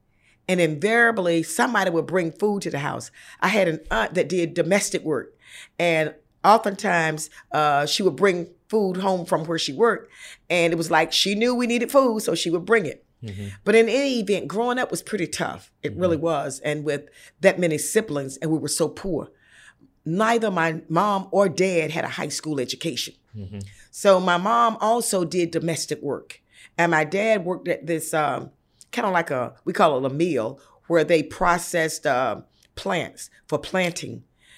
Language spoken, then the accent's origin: English; Bethel, North Carolina, United States; moved away; I grew up in rural North Carolina, mm-hmm. a little place called Bethel near Greenville, East Carolina University. And we're not that far from the Virginia border.